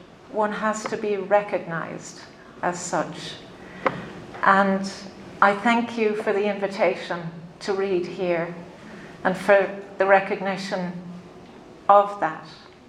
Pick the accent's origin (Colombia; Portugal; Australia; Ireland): Ireland; also born or lived in London; I'm Irish. And I went back home, you know, to the country of W.B. Yeats and Samuel Beckett and Seamus Heaney.